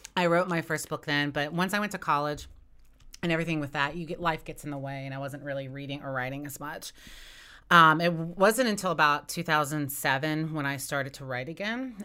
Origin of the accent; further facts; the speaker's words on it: West Virginia, United States; I grew up in West Virginia and I've lived there, um, you know, my entire life